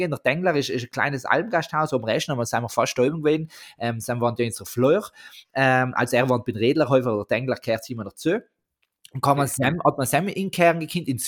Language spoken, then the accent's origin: German; South Tyrol, Italy; Almenlandschaften bei uns in Südtirol sind einfach...